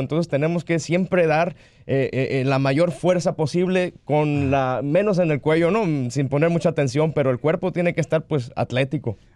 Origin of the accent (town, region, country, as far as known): Sonora, Mexico; now in Miami, United States